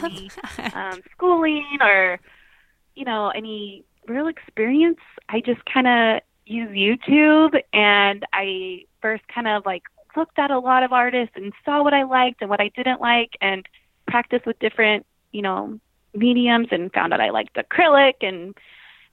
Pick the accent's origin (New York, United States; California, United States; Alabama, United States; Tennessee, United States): California, United States; the Bay Area; also born or lived in Hawaii; I'm from the Bay Area in California. I've lived here pretty much my whole life, except for a few years when I lived in Hawaii